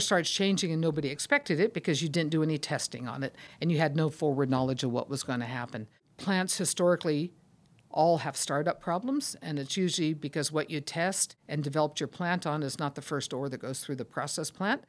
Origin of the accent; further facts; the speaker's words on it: Sacramento, California, United States; I grew up in Sacramento, California